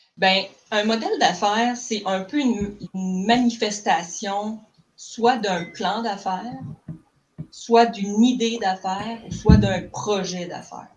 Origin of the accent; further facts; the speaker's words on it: Cacouna, Quebec, Canada; moved away as an adult; je suis une fille du bas du fleuve, d'un petit village qui s'appelle Kakuna